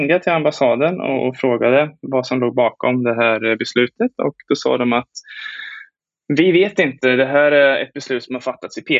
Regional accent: Sweden; moved away as an adult; also born or lived in China / Hong Kong; now in Taiwan; när jag var i, hemma i Sverige och hälsade på familjen.

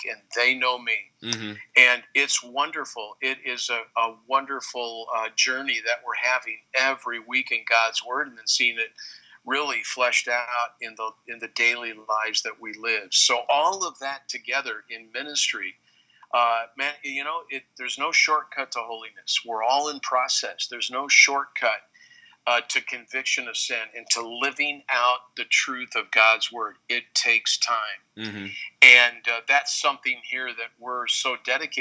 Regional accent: Wheaton, Illinois, United States; I grew up in Wheaton, Illinois, the holy city, the Vatican II

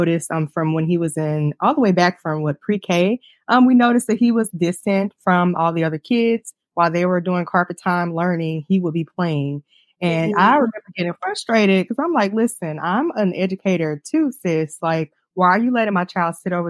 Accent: Jackson, Mississippi, United States; moved away as an adult; also born or lived in Memphis, Tennessee; now in Toledo, United States; I'm originally from Jackson, Mississippi

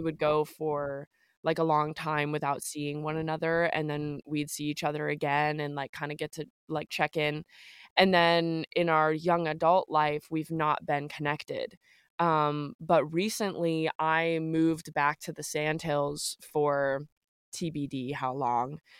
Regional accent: the South, United States; Growing up in the South

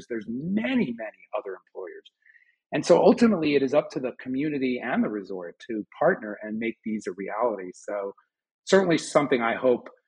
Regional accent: Boulder, Colorado, United States; If you look in my hometown of Boulder, it's the same thing, right?

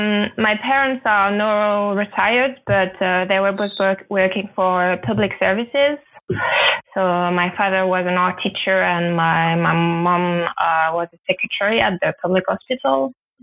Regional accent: western France, France; moved away as an adult; also born or lived in Paris / London / Zurich; now in Berlin, Germany; I was raised in France, like in a small town in the west, like 1 hour from the sea.

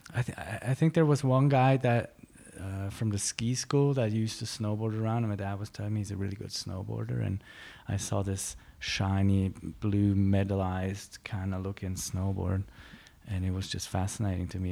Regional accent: Klosters, Graubünden, Switzerland; also born or lived in Innsbruck, Austria; in Graubünden, I, I grew up, like, in a small mountain town towards Davos, Cloisters

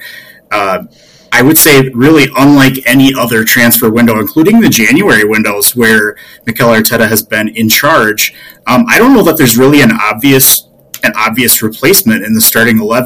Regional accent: Midwest, United States; especially for me as a Midwesterner

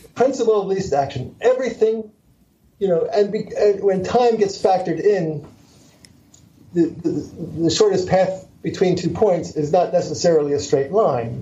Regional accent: Philadelphia, Pennsylvania, United States; I was born in Philadelphia. I'm a Philly dog

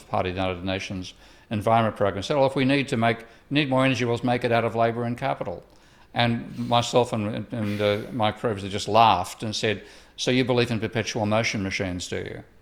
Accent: Australia; moved away; my home country of Australia

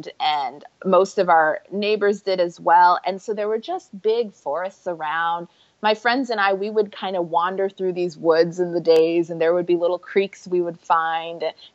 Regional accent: Alaska, United States; moved away as an adult; also born or lived in Pennsylvania / Michigan / South Africa / Jamaica (parents); I grew up in the States, way off in Alaska

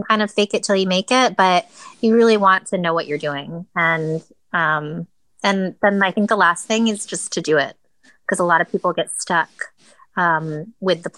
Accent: Connecticut, United States; I grew up in Connecticut

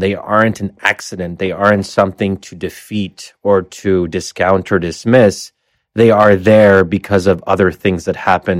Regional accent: United Kingdom; I, as a British person, might actually see that as a rather fundamental threat.

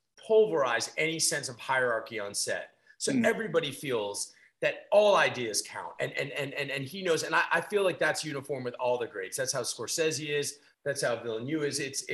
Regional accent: Washington, District of Columbia, United States; as a kid growing up in DC

